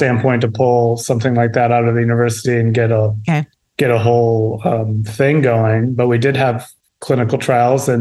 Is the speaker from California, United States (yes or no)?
no; Illinois, United States; moved away as an adult; now in Santa Barbara, United States; I grew up in the Midwest, so I grew up in Illinois